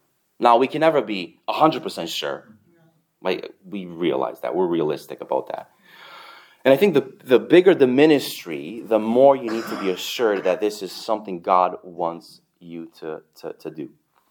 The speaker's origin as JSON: {"language": "English", "country": "Canada", "lives_now": "United States", "said": "And then I'm Canadian, That's double nice."}